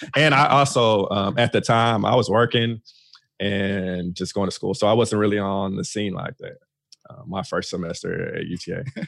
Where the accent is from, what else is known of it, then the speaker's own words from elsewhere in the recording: Fort Worth, Texas, United States; I am originally from Fort Worth, Texas. Born and raised